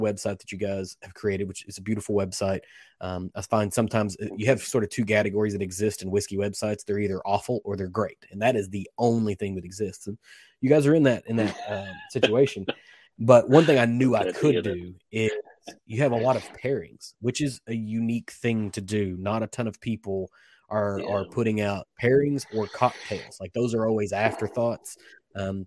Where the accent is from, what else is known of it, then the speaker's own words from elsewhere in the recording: Kentucky, United States; I was born and raised in Kentucky.